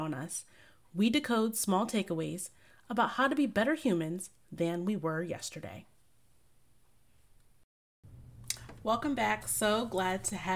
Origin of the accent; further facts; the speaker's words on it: United States; As a American citizen living on the US dollar